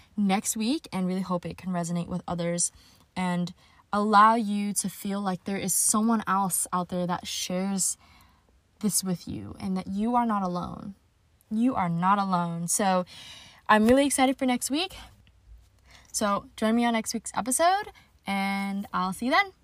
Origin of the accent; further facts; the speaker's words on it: California, United States; I'm based out of San Diego, California, born and raised in California.